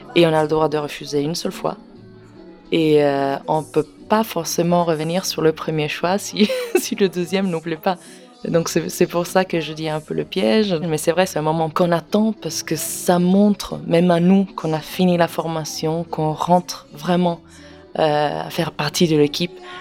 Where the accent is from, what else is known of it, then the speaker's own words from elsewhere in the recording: Parma, Emilia-Romagna, Italy; French is a second language; moved away as an adult; now in Paris, France; je suis italienne